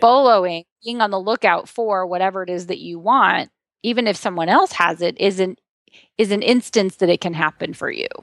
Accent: Ohio, United States; a farm girl from Ohio

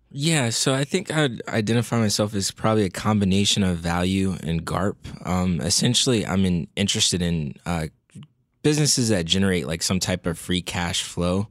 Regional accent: Fairfax, Virginia, United States; I grew up not too far out of the headquarter, from the headquarters of the Motley Fool in, uh, Northern Virginia, the Fairfax area

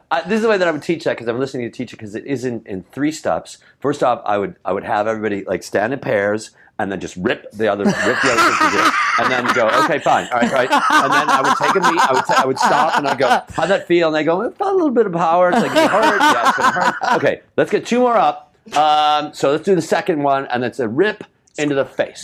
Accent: Chicago, Illinois, United States; moved away; I was in West Rogers Park

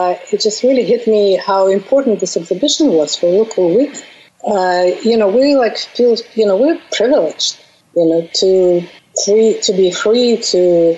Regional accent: Bashkortostan, Russia; English is a second language; moved away as an adult; also born or lived in Moscow, Russia; now in New York City, United States; I was born in Russia, in Bashkortostan

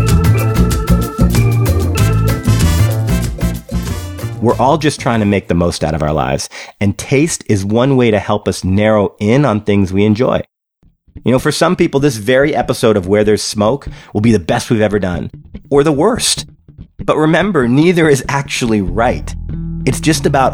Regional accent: Canada; I was born in Canada

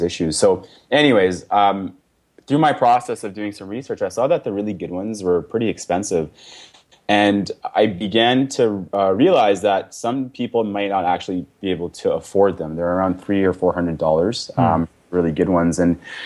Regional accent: Victoria, British Columbia, Canada; also born or lived in Toronto; now in Edmonton, Canada; I grew up in Victoria.

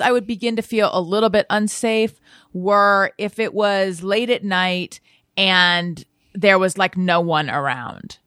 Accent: Orange County, California, United States; accent: Orange County; I was born in Northern California. I was raised in Orange County

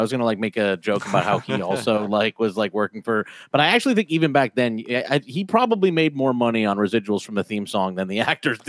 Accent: Los Angeles, California, United States; I grew up here in L.A.

